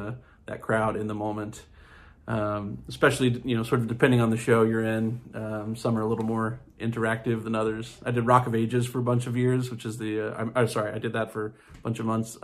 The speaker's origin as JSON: {"language": "English", "town": "Jacksonville", "region": "Florida", "country": "United States", "tie": "born or raised there", "also_born_or_lived": "New York City, United States", "moved": "yes", "lives_now": "Montclair, United States", "said": "I grew up in Jacksonville, Florida, but I've lived in New York almost 20 years now"}